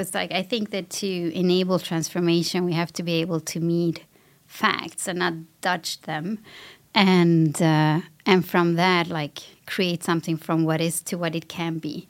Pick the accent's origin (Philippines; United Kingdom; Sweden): Sweden; I grew up in Sweden, I have a Latin background